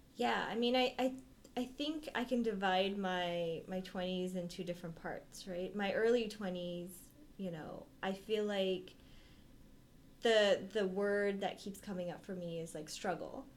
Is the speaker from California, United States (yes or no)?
yes; Bay Area, California, United States; moved away as an adult; I'm from the Bay Area